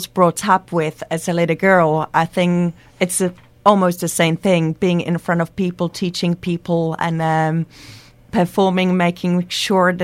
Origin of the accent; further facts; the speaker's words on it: Liberec, Liberec Region, Czechia; English is a second language; now in United Kingdom; Liberec, which is my hometown